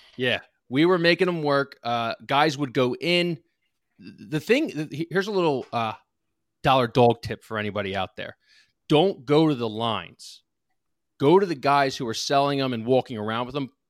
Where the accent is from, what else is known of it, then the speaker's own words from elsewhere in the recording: Lansdale, Pennsylvania, United States; I'm from Lansdale. I'm on the border, though. I'm not, like, from the borough. I'm on the border of North Wales and Lansdale